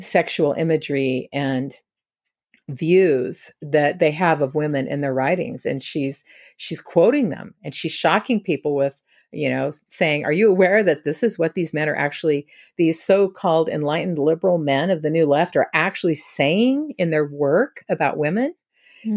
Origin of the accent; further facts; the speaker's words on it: Washington, United States; I grew up in Washington state.